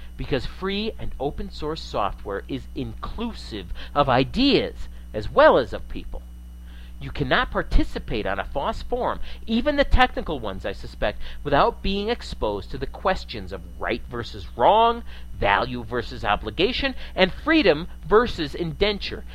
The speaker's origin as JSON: {"language": "English", "region": "New England", "country": "United States", "moved": "yes", "said": "I hail from New England in the USA originally, and I'm an old time Yankee in a lot of ways"}